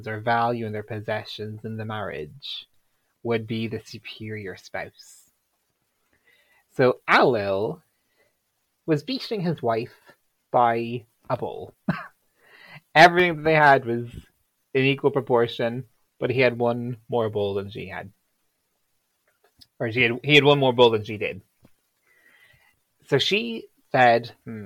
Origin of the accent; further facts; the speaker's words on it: Ardee, Leinster, Ireland; back in the day, my hometown was actually in Ulster.